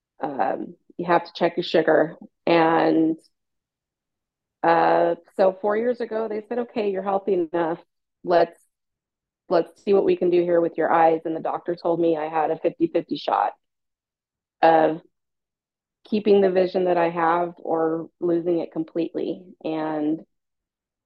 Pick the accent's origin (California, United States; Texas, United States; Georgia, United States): California, United States; San Francisco Bay Area; I'm from the San Francisco Bay Area in California, born and raised.